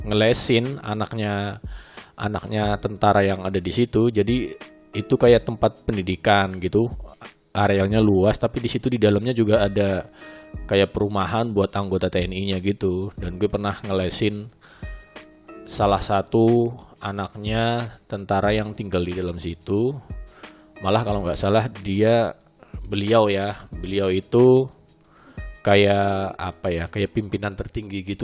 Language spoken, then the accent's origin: Indonesian; Sumatra, Indonesia; Nah ternyata ada senior gue juga orang Sumatera, Jambi gitu tepatnya